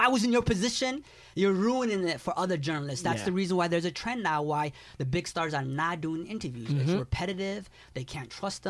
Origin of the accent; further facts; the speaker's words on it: Toronto, Ontario, Canada; And I tell The Game, yo, we're from Toronto.